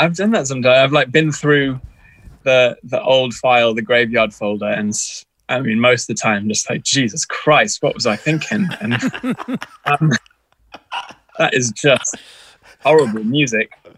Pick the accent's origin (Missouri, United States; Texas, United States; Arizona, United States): Texas, United States; moved away; I grew up in in Texas in America